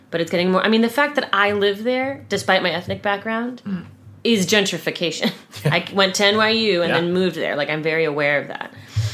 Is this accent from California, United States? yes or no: yes; California, United States; And I'd do the thing of like, California. No, where are you from? Northern California.